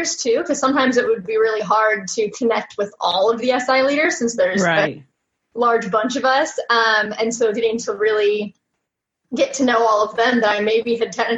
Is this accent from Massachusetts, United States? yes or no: no; Visalia, California, United States; I'm from Visalia, California.